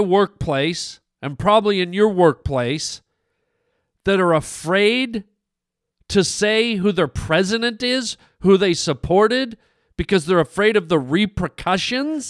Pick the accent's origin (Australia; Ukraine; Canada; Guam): Canada; now in United States; I'm Canadian, man. I'm Canadian